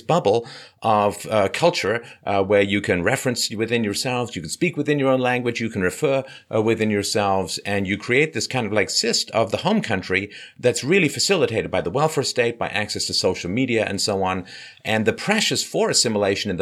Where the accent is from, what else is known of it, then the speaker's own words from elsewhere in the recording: Ireland; moved away; I was born in Ireland, but I haven't lived there for a long, long time